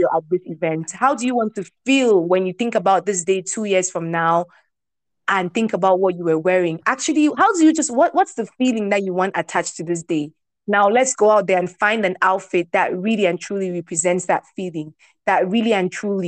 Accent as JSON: {"language": "English", "country": "Cameroon", "tie": "born or raised there", "said": "I grew up in Cameroon"}